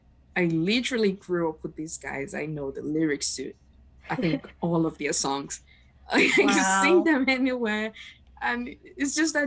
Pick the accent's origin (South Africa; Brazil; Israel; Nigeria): Nigeria; from Nigeria, and I've had five different violin teachers in five different countries.